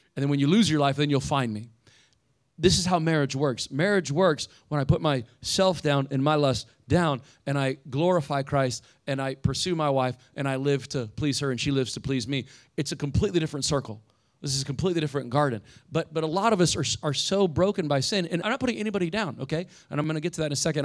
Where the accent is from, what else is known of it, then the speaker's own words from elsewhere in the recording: Indiana, United States; now in Fort Lauderdale, United States; I grew up in Indiana.